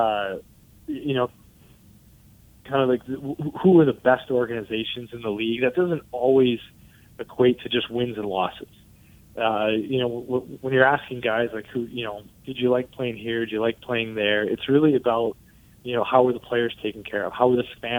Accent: Detroit area, Michigan, United States; we got spoiled as kids growing up watching the Red Wings

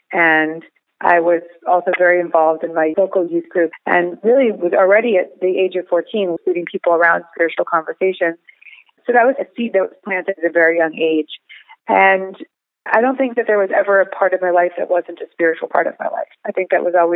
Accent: Larchmont, New York, United States; I grew up in Westchester, New York, in Larchmont, right outside New York City.

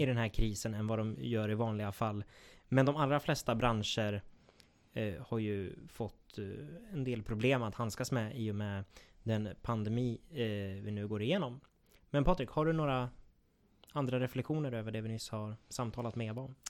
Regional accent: Gävleborg County, Sweden; vi i Gävleborg, vi har ju två landskap

